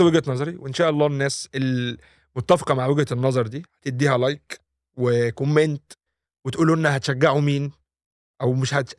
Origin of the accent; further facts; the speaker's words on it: Egypt; انا كمواطن او كانسان مصري